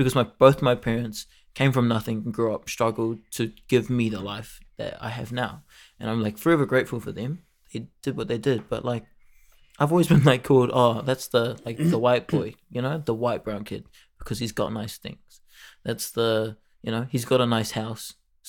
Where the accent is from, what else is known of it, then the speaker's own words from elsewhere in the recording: Mount Roskill, Auckland, New Zealand; born there; Like, I was born sort of in Mount Roskill, but since I left, you know, I moved to, like, a different neighborhood.